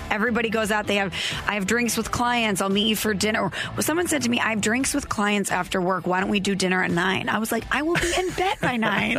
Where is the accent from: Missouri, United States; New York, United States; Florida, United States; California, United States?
Missouri, United States; St. Louis; I'm from St. Louis, okay?